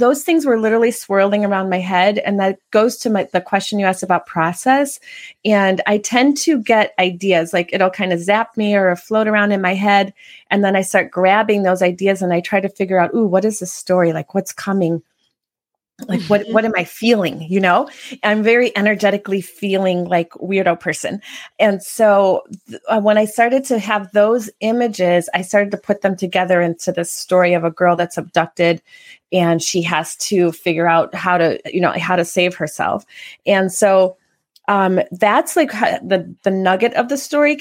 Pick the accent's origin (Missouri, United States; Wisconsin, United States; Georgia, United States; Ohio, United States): Wisconsin, United States; Kenosha; also born or lived in New York / Los Angeles / Chicago / Prague; now in Chandler, United States; I'm from Wisconsin, Kenosha, Wisconsin